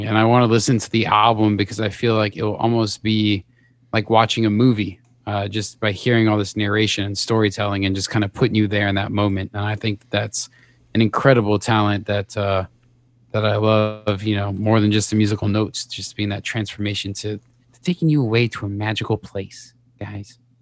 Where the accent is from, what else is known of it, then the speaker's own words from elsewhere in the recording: Las Vegas, Nevada, United States; I grew up in Las Vegas